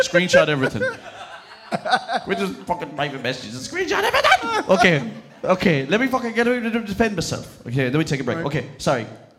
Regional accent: Castlerea, Connacht, Ireland; moved away as an adult; also born or lived in Sligo; I came from Castlereagh, County Roscommon.

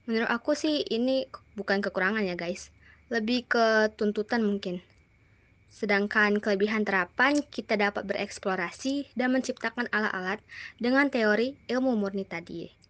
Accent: Dumai, Riau, Indonesia; aku itu bersekolah di SMA Negeri 2 Kota Dumai, berasal dari Kota Dumai, Riau, Indonesia.

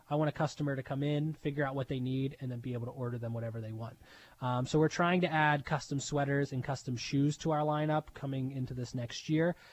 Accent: Pittsburgh, Pennsylvania, United States; now in Erie, United States; from Pittsburgh, Pennsylvania.

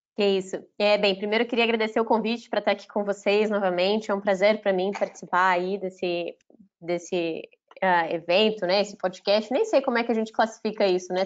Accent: Belo Horizonte, Minas Gerais, Brazil; não sou mineira de nascimento, mas sou mineira de coração, para mim isso que vale, cresci, né? Cresci no bairro Floresta, em Minas, aí, BH, a vida inteira

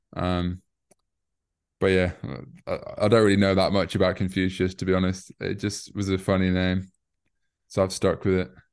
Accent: York, Yorkshire and the Humber, United Kingdom; moved away as an adult; also born or lived in Newcastle; now in London, United Kingdom; I'm from the north, I'm from York

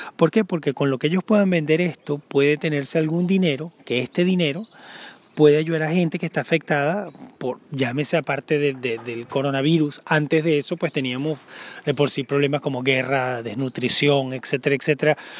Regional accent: Venezuela; moved away as an adult; now in Denmark

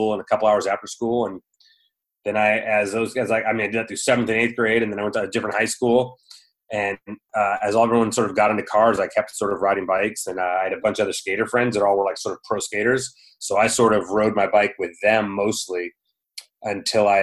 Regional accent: Southern California, United States; I grew up in Southern California, pretty much a California kid

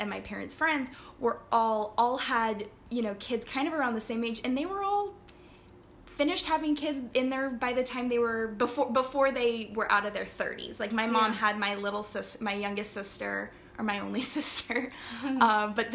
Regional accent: Chattanooga, Tennessee, United States; moved away as an adult; also born or lived in Flintstone, Georgia / England; now in Barbados; Chattanooga, which is my hometown for all intents and purposes

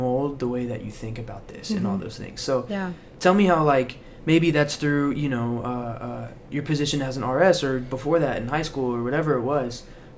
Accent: Florida, United States; I'm from Florida. That is unheard of.

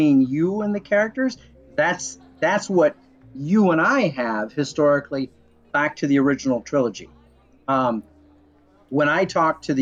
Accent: Illinois, United States; my hometown in Nowhere, Illinois

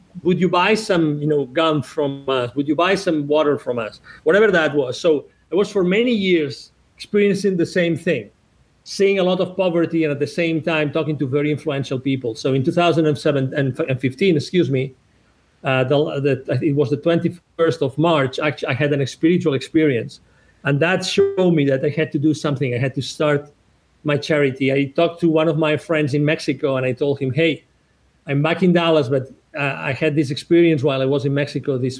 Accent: 1 hour from Barcelona, Catalonia, Spain; English is a second language; moved away as an adult; also born or lived in United States; I'm originally from Spain. I was born 1 hour away from Barcelona.

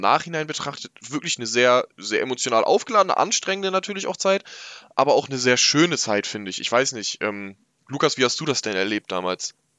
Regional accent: Northern Germany, Germany; ich komm aus dem Norden Deutschlands, hier ist das sowieso nicht so wie, wie im Ruhrpott

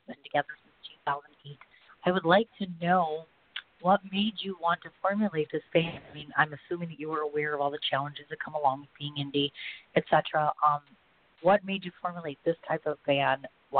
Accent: India; As an Indian musician, it's really tough to get exposure.

